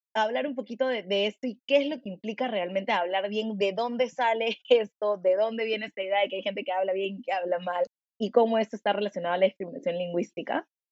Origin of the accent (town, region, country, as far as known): Peru